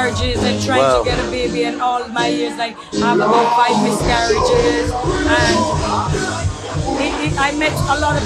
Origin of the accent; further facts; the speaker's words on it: Saint Mary Parish, Jamaica; moved away; also born or lived in Kingston, Jamaica; I moved from Kingston, St. Mary to Kingston